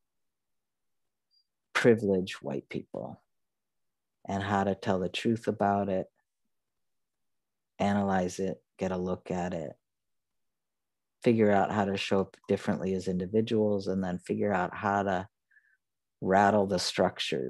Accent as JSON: {"language": "English", "region": "the North", "country": "United States", "tie": "born or raised there", "said": "I mean, the North"}